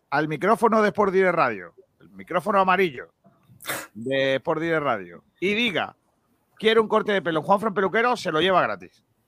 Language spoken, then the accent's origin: Spanish; Andalusia, Spain; lo que tiene ser andaluz